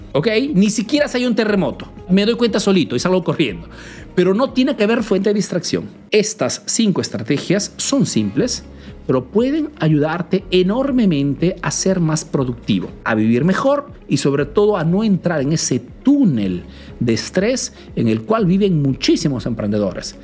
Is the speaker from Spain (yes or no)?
no; Peru; now in Italy; soy un emprendedor peruano que vive hace nuevos en Italia